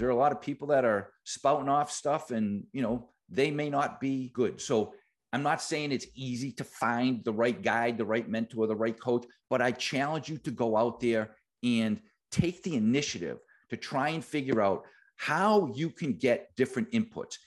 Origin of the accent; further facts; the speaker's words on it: Boston, Massachusetts, United States; I am from Boston.